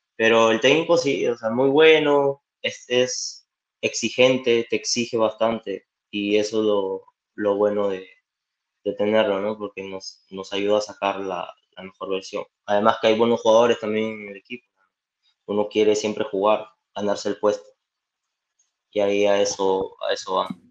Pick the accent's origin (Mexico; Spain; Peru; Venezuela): Peru; now in Canada; yo soy peruano